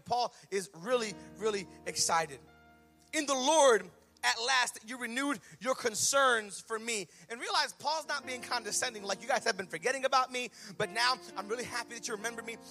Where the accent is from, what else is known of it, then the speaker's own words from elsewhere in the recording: United States; we're American